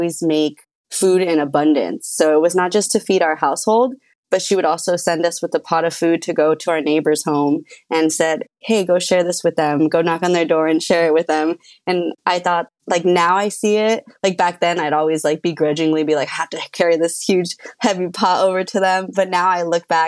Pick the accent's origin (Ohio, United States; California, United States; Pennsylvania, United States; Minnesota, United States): California, United States; Los Angeles; also born or lived in Arleta, Los Angeles; I grew up in Los Angeles in a little spot called El Sereno